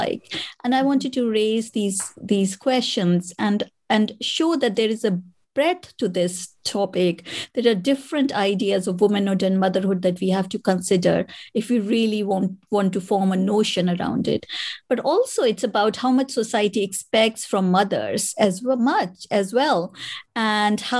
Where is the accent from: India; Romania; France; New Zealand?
India; moved away as an adult; now in United Kingdom; I was born in India and I am a mother